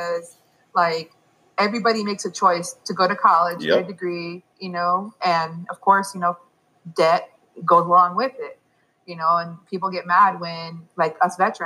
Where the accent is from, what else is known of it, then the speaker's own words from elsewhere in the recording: San Jose, California, United States; also born or lived in Europe / Fort Bragg, North Carolina / Fort Carson, Colorado; now in Colorado, United States; Originally from California, the Bay Area, San Jose